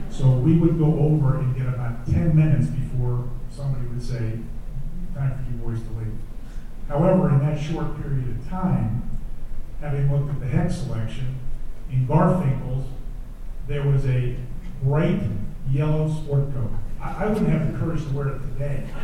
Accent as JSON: {"language": "English", "area": "D.C.", "region": "Maryland", "country": "United States", "tie": "born or raised there"}